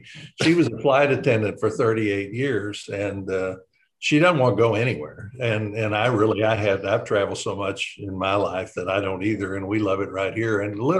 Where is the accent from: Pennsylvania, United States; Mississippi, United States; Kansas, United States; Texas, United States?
Texas, United States; Dallas; moved away as an adult; also born or lived in Amarillo, Texas; now in Hot Springs Village, United States; I lived in Dallas forever. I went to school there and I was born in Amarillo, and I went back to Amarillo for a couple of years, but spent most of my time in Dallas.